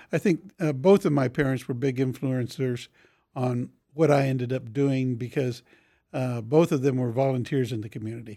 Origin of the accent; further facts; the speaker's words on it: Topeka, Kansas, United States; I grew up in Oakland